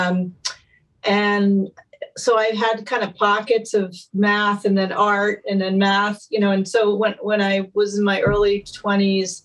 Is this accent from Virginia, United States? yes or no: no; Maine, United States; moved away as an adult; also born or lived in Boston; now in California, United States; I grew up in Maine